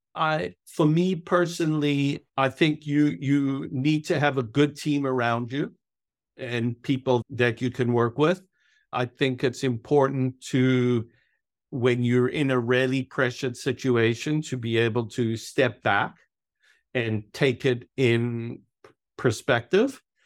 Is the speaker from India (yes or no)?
no; South Africa; moved away as an adult; also born or lived in New York; I was born in South Africa. I grew up through high school in South Africa